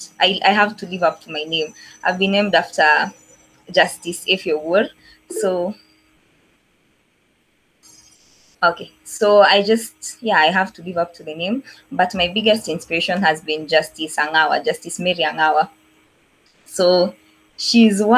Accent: Nairobi, Kenya; also born or lived in Eldoret; I was born in Makadara maternity, raised in Kariobangi for most of my life. So yeah, mtoto wa Islando

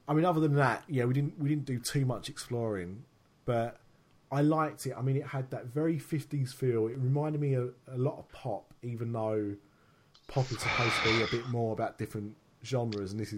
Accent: United Kingdom; as a Brit

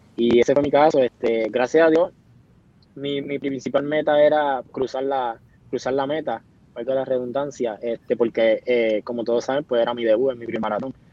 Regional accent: Coamo, Puerto Rico; es aquí en, mi pueblo, en nuestro pueblo de Coamo

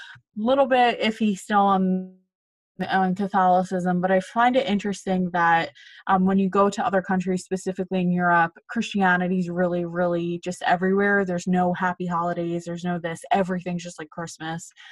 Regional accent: Philadelphia, Pennsylvania, United States; moved away as an adult; now in New York City, United States; originally from Philadelphia, Pennsylvania. I moved to New York City the day after I graduated college.

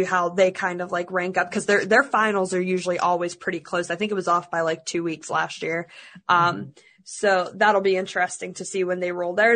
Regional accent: Russia; because I'm from Russia

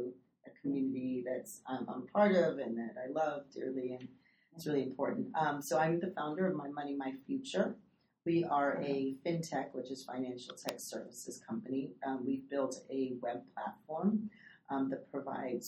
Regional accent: Napa Valley, Northern California, United States; I grew up in Northern California, third generation Mexican American

